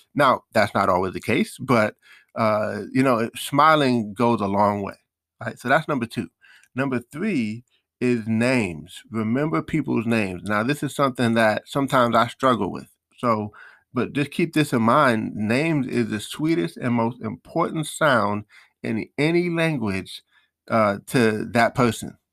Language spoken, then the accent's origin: English; New York, United States; I'm from New York